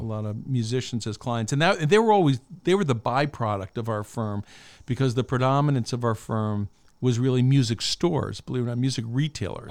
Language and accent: English; Albany, New York, United States; I grew up in Albany, New York